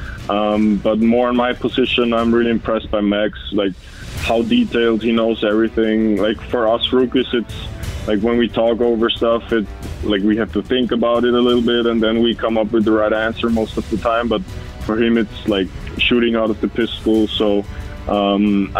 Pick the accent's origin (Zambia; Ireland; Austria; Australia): Austria; moved away as an adult; we actually play football over there in Austria